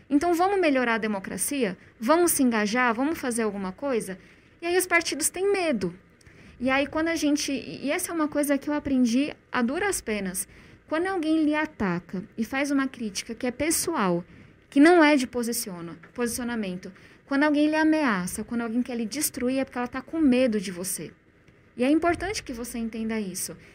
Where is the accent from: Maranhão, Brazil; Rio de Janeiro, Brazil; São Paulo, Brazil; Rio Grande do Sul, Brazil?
São Paulo, Brazil; eu cresci em uma ocupação na periferia de São Paulo